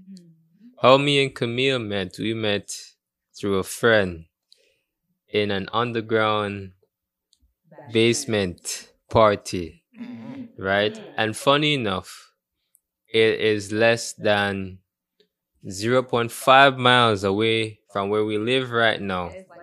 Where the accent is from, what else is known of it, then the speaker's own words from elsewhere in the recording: Portmore, Saint Catherine, Jamaica; also born or lived in Kingston; I don't remember the exact hospital name, but I was born in Kingston. And I was raised there for 2-3 years, and then I was moved to Portmore.